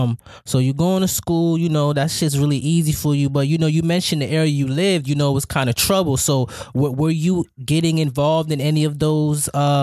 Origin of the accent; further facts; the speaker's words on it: Florida, United States; I'm Jamaican. My family Jamaican. You know what I'm saying? I grew up here